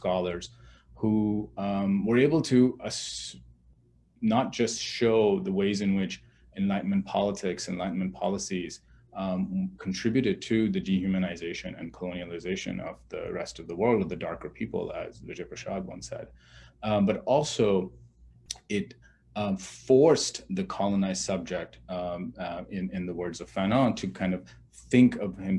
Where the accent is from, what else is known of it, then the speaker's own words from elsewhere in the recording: Pakistan; moved away; I come from Pakistan. I grew up in a military dictatorship.